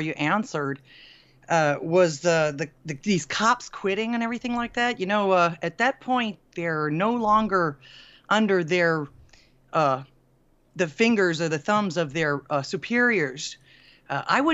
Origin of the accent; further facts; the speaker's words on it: Florida, United States; moved away; I'm originally from Florida myself